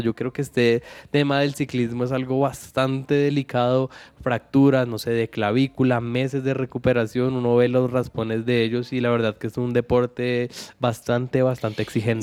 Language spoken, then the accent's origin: Spanish; Colombia